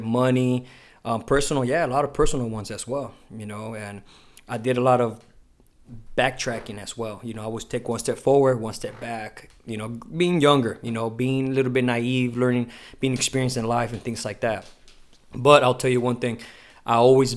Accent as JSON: {"language": "English", "town": "Imperial Beach", "region": "California", "country": "United States", "tie": "born or raised there", "also_born_or_lived": "Chula Vista, California", "said": "I was born here in Chula Vista, raised in Imperial Beach"}